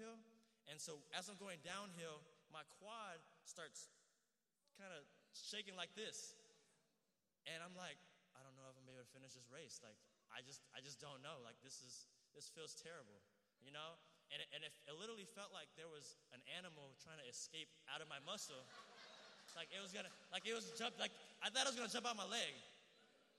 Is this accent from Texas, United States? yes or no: yes; Houston, Texas, United States; I'm from Houston.